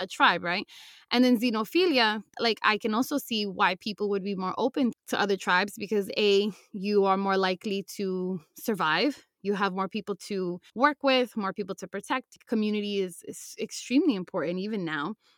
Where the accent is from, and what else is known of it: United States